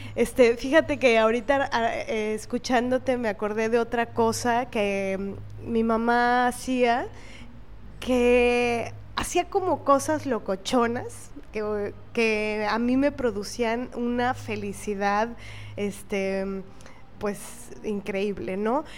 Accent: Veracruz, Mexico; nací en Veracruz

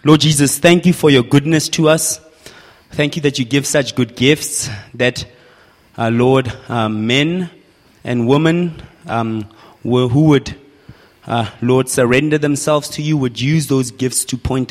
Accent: Mahikeng, North West, South Africa; now in Pretoria, South Africa; I come from Pretoria currently, but originally from Mafikeng, but my wife and I live in Pretoria

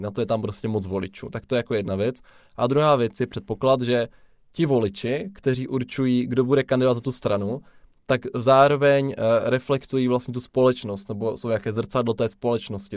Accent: Czechia; jsme se nenarodili v USA. Je tomu tak, narodili jsme se v České republice

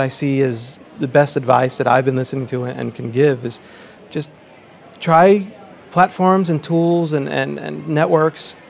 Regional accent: New York, United States; As a kid growing up in New York

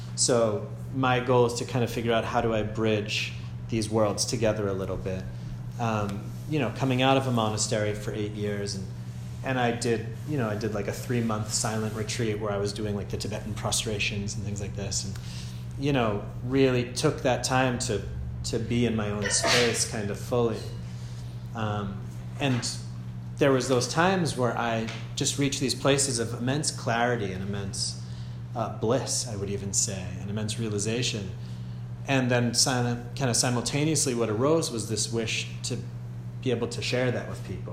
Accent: Andover, Massachusetts, United States; moved away as an adult; also born or lived in Germany; I'm from Andover, Massachusetts, originally and currently

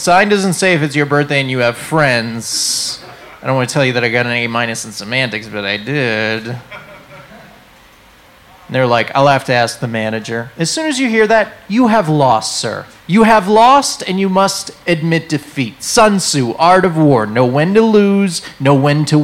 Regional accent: New England, United States; moved away; I'm from New England

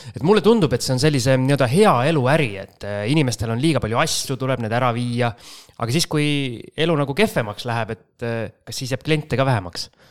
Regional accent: Jüri, Harju County, Estonia; minu kodukanti Jürisse

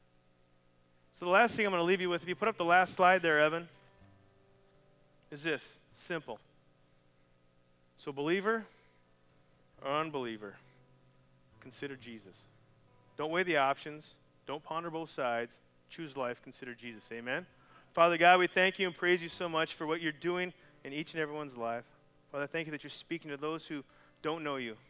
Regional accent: Canada; moved away; I'm from Canada

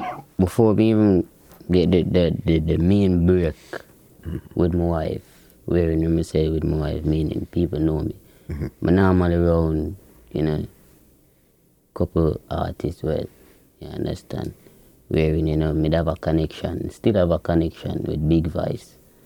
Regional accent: Portmore, Saint Catherine, Jamaica; Greater Portmore

